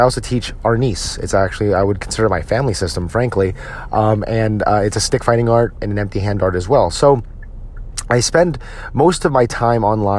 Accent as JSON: {"language": "English", "region": "New Jersey", "country": "United States", "tie": "born or raised there", "moved": "yes", "lives_now": "Dallas-Fort Worth, United States", "said": "my home state of New Jersey"}